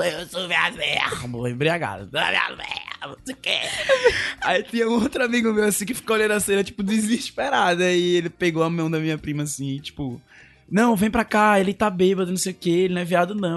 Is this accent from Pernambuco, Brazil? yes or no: yes; Olinda, Pernambuco, Brazil; moved away as an adult; also born or lived in Recife; now in Fortaleza, Brazil; eu sou de Olinda, na realidade